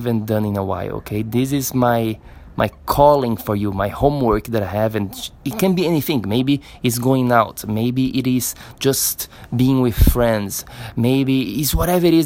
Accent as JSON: {"language": "English", "town": "Florianópolis", "region": "Santa Catarina", "country": "Brazil", "tie": "born or raised there", "said": "here in Florianópolis, my hometown in Brazil"}